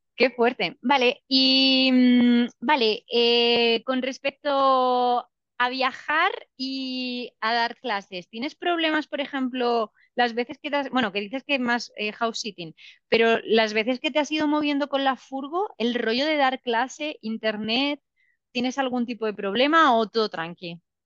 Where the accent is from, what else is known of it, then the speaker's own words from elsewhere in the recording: Spain; now in Argentina; Me siento española